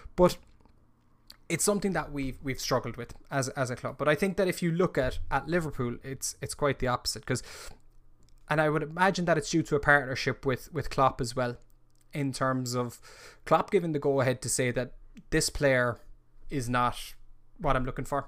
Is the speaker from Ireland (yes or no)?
yes; Ireland; as an Irishman